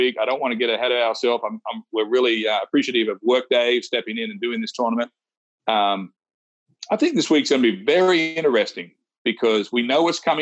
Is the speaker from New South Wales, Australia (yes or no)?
yes; Wagga Wagga, New South Wales, Australia; moved away; I'm from Wagga Wagga. We grew up playing high school golf together